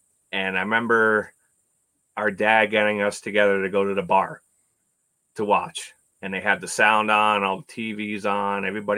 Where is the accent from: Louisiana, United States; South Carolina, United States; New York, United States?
New York, United States; Long Island; also born or lived in Manorville / Eastport; now in Buffalo, United States; when I tell them I grew up on Long Island, they automatically assume, oh, you were right next to New York City. It was really busy. No, I grew up in the country. It was very country back then.